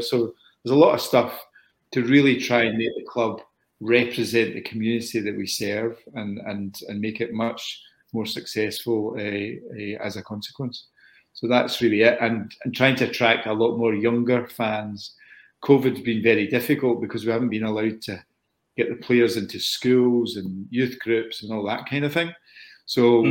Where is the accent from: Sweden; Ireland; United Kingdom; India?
United Kingdom; Scotland; I'm a Scotsman